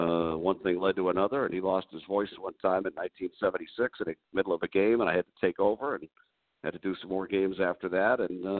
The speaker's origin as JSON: {"language": "English", "town": "Lawrence", "region": "Massachusetts", "country": "United States", "tie": "born or raised there", "said": "the radio station in my hometown, in Lawrence, Massachusetts."}